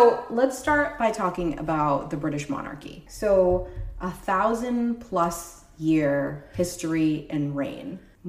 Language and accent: English; United States; we as two American women